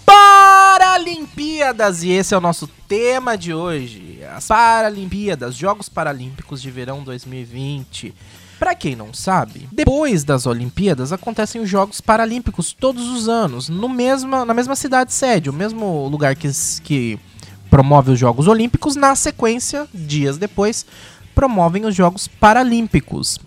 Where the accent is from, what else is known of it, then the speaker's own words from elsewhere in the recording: Brazil; sou brasileiro